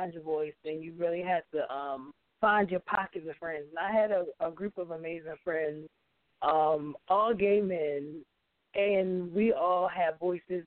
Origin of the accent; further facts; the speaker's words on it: Baltimore, Maryland, United States; moved away; I'm originally from Baltimore, Maryland